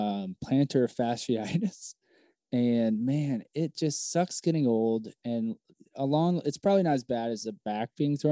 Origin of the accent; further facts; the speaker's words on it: Orlando, Florida, United States; also born or lived in New York City / Chicago; now in South Florida, United States; growing up in Orlando